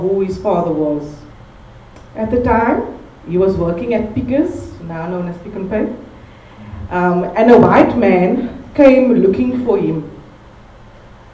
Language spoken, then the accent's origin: English; Cape Town, Western Cape, South Africa; also born or lived in Bergvliet; growing up in Malunga Park, Guguletu, Gugs as they know it